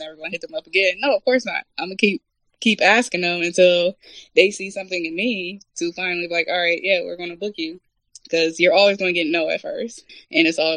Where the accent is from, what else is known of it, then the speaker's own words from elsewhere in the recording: Toledo, Ohio, United States; now in New Jersey, United States; I'm originally from Toledo, Ohio. Now resides in Jersey, but I'm from Toledo, Ohio